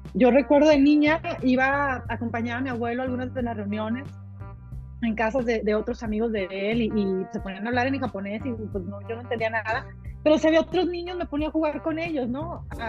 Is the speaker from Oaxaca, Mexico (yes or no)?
no; Culiacán, Sinaloa, Mexico; Nosotros nacimos mexicanos, somos mexicanos y seguiremos siendo mexicanos